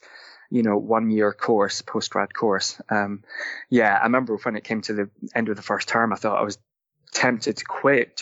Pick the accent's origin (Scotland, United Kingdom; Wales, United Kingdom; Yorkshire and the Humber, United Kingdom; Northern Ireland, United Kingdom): Scotland, United Kingdom; St Andrews; moved away; I come from Scotland. I come from a small town on the East Coast, a beautiful little town. You may have heard of it. It's called St. Andrews